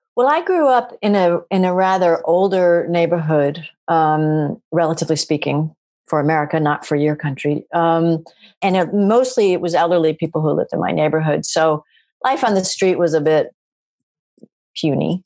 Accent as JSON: {"language": "English", "region": "Maryland", "country": "United States", "said": "I'm from Maryland, which is just on the cusp of the American South."}